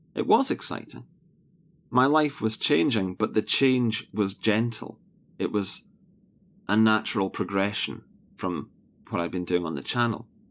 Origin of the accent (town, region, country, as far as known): Scotland, United Kingdom; born or raised there